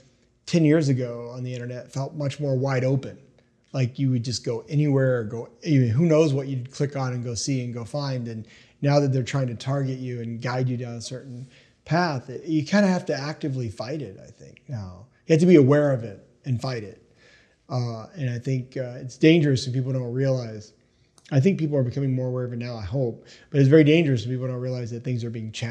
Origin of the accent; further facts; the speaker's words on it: East Tennessee, United States; also born or lived in New Jersey; I was born in Jersey, but I grew up in East Tennessee.